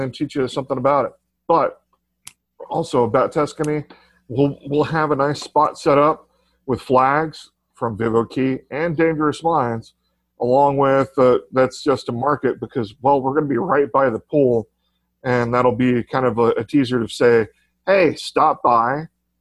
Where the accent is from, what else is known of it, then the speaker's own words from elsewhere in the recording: Texas, United States; I'm from Texas. We've got Mexican influence in our culture